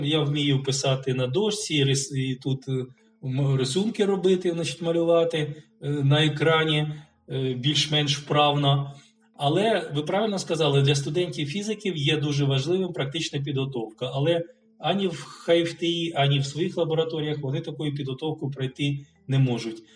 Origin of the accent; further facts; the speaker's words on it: Kharkiv, Kharkiv Oblast, Ukraine; 62-го року я народився в П'ятихатках, і до 94-го року я е, там жив